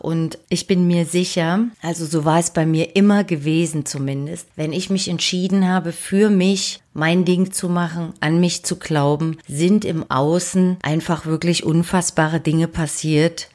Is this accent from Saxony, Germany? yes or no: yes; Dresden, Saxony, Germany; born or raised there; moved away